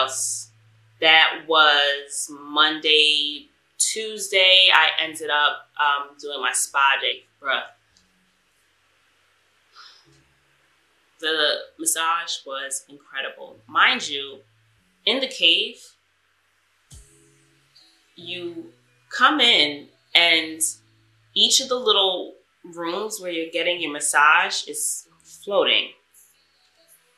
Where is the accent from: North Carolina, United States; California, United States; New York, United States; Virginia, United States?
New York, United States; I'm from New York